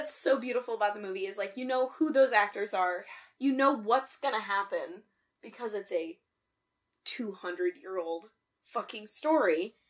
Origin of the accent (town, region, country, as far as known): United States